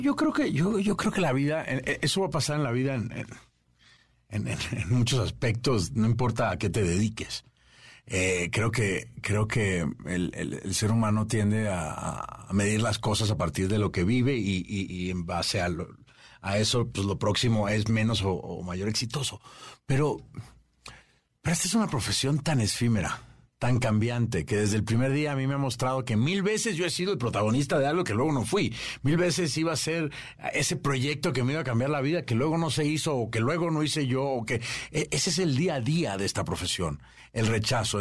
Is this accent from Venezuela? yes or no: yes; Venezuela; yo soy venezolano